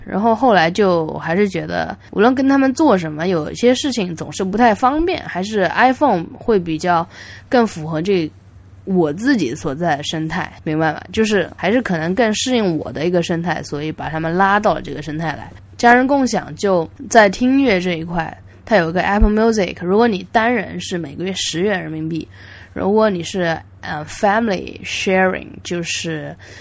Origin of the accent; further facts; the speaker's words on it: Yangzhou, Jiangsu, China; moved away as an adult; now in United States; 我也从美国回到了扬州、江都，呃，我出生的地方